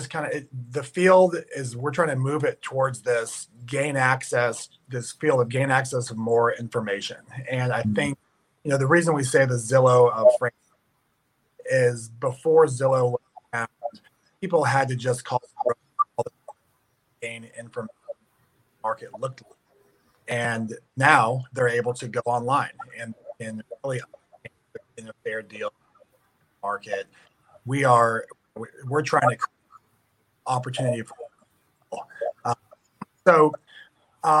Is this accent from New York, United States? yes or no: no; Tampa, Florida, United States; I'm actually in St. Louis right now. I'm from Tampa